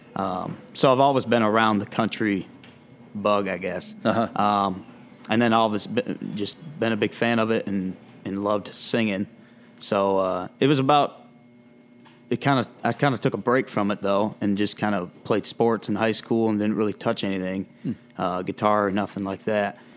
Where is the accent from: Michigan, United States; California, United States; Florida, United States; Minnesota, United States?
Michigan, United States; playing around Michigan